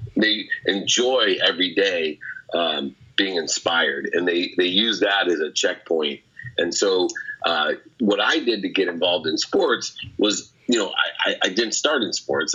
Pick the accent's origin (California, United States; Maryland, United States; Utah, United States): California, United States; San Diego; also born or lived in Akron, Ohio; when I was 17, 18, I was living in San Diego, although I was born in Akron, Ohio